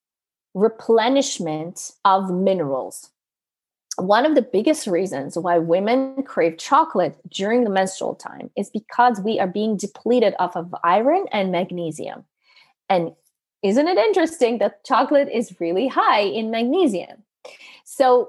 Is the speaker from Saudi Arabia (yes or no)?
no; Canada; I come from Canada